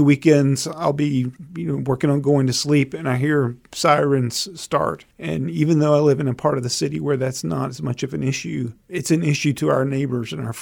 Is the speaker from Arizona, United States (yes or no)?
no; Albany, Georgia, United States; moved away as an adult; now in Charlottesville, United States; I grew up in the Deep South, a town called Albany, Georgia.